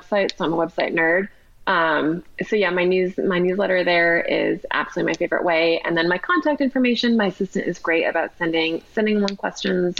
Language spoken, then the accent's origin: English; Seattle, Washington, United States; moved away as an adult; also born or lived in California; now in New York, United States; I am from Seattle and everybody called it pop, but I went to college in California and nobody said pop, so I adapted to soda. And now that I'm in New York